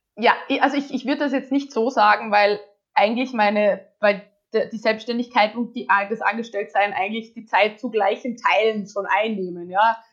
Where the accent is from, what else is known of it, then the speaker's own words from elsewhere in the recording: Austria; ich komme aus Österreich